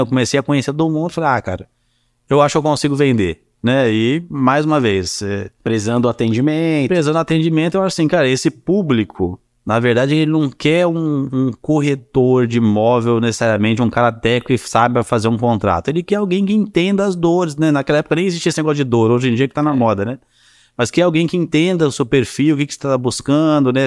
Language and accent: Portuguese; São Paulo, Brazil; moved away as an adult; also born or lived in Curitiba; now in Juiz de Fora, Brazil; eu sempre fui de São Paulo, até então eu tinha, eu tinha 24 anos na época. Sempre morei em São Paulo